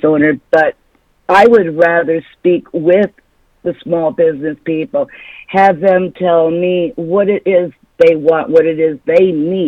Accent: Florida, United States; now in Michigan, United States; I was from Florida? That's where I was a deputy sheriff at.

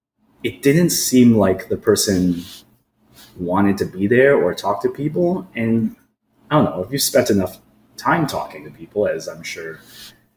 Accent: Oakville, Ontario, Canada; now in Hamilton, Canada; born in Oakville, even though I'm here in Hamilton now. I was probably like one of 3 Asian kids in my elementary school

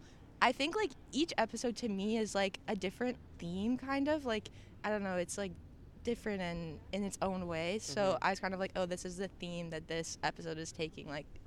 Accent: Stratford, Ontario, Canada; I grew up in rural Ontario.

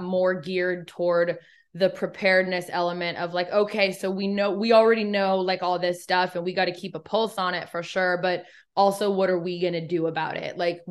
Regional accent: Eugene, Oregon, United States; moved away as an adult; also born or lived in Los Angeles, California; now in Nashville area, Tennessee, United States; I am from Eugene.

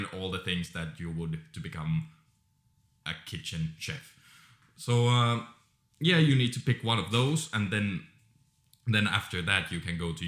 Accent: Finland; In Finland, we have 9 years

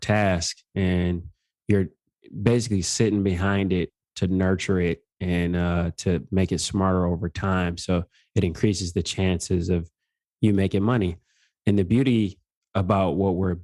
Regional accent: Detroit, Michigan, United States; moved away as an adult; also born or lived in Georgia; I'm originally from Detroit, Michigan, born and raised

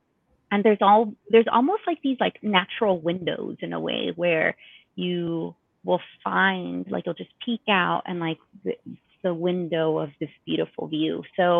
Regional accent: South Gate, California, United States; Having grown up in a city, and I grew up in Southgate, California, we didn't really have like a lot of green spaces.

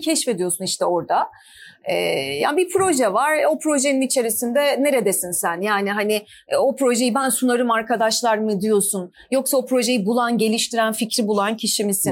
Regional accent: Ankara, Turkey; moved away as an adult; now in Istanbul, Turkey; ben Ankaralıyım.

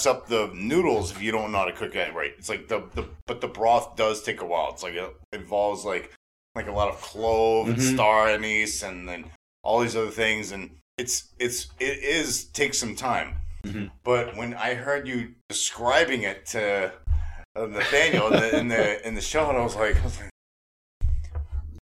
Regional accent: New Orleans, Louisiana, United States; We grew up in New Orleans in Vietnam Town

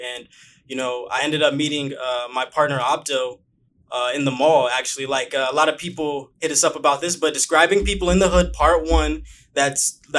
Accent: Bakersfield, California, United States; moved away as an adult; now in Los Angeles, United States; I came from Bakersfield. A lot of people don't know that I'm from Bakersfield, actually.

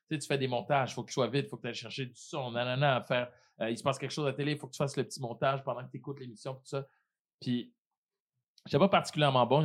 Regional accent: Haiti; Je pense que ça vient du fait aussi que je suis haïtien, tu sais.

